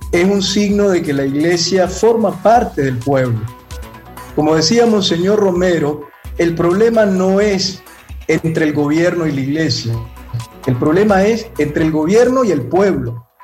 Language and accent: Spanish; Nicaragua; moved away as an adult; Y mi corazón está en Nicaragua. Yo, aunque físicamente tuve que salir por obediencia al Papa, mi corazón está en la patria que me vio nacer, en mi tierra que amo tanto y en medio de este pueblo de quien me siento parte